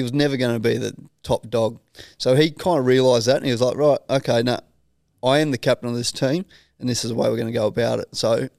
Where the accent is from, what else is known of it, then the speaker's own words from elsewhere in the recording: Australia; I think we probably went through a stage as Australian cricket team where we got quite arrogant in the way we were playing the game of cricket, and that's not Australia in my eyes.